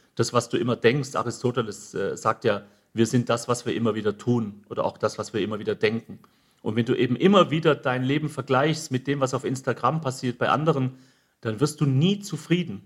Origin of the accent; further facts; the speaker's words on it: Germany; wir Deutschen